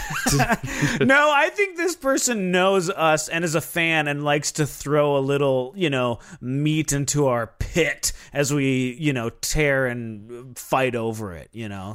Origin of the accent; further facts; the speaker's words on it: Minnesota, United States; I'm from Minnesota